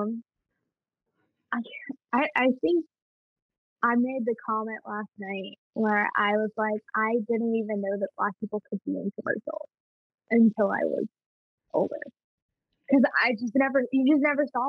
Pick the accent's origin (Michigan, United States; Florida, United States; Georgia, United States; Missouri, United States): Florida, United States; Jacksonville; growing up in Jacksonville and being in the dance community that I'm